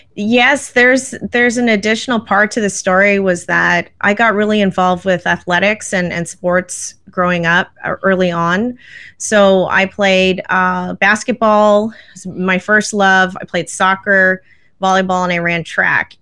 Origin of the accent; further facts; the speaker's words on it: Vancouver, British Columbia, Canada; I actually grew up in Canada. I grew up in Vancouver